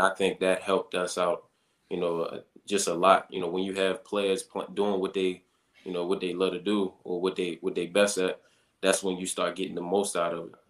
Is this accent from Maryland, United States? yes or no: yes; Baltimore, Maryland, United States; moved away as an adult; now in Green Bay, United States; growing up in Baltimore